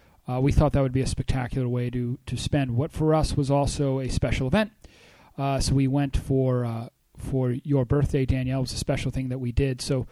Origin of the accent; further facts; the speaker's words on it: Northeast, United States; We're from the Northeast, so we get winter, we understand winter